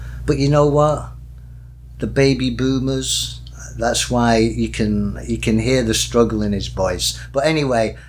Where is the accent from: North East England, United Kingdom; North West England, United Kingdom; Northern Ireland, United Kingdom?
North West England, United Kingdom; Manchester; I'm a commoner from Manchester, I'm middle class